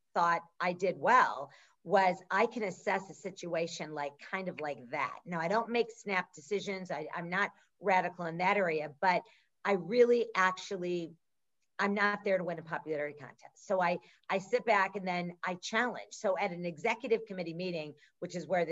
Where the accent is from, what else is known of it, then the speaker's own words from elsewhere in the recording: Midwest, United States; we grew up in the Midwest